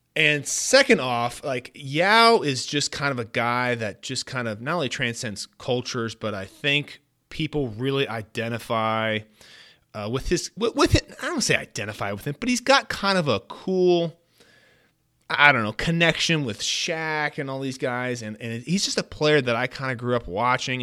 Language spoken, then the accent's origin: English; Bay Area, California, United States; I grew up in the Bay Area